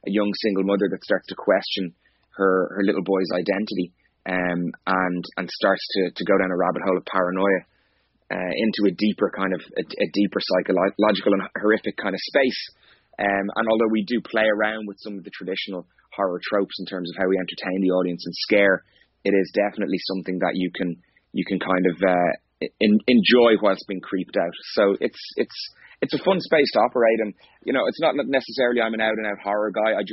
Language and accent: English; Skerries, Leinster, Ireland; I'm originally from Skerries in North County Dublin. Is where I grew up